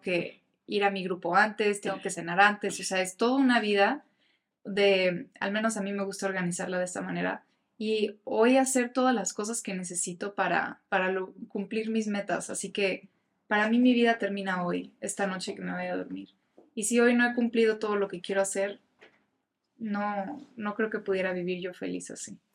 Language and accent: Spanish; Mexico; me encantaría representar a mi país